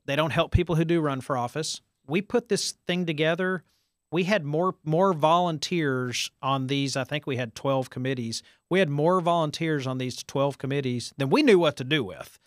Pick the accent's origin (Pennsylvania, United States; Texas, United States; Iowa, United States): Texas, United States; Farmers Branch; I grew up in Farmers Branch. That's where I was born and raised